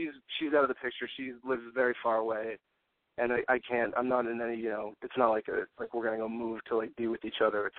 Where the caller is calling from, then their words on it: Massachusetts, United States; 26, from Mass.